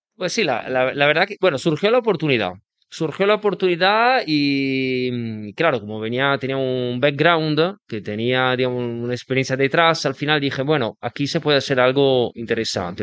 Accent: Venice, Veneto, Italy; Spanish is a second language; moved away; yo soy de Venecia, nací de Venecia, pero tengo mi padre que es napolitano.

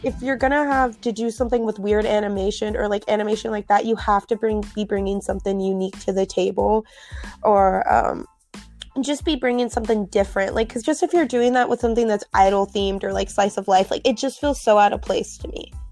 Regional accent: United States; I'm actually from the United States

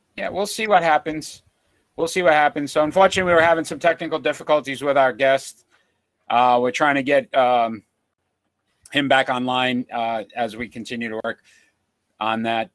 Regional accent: New England, United States; we're from the New England area

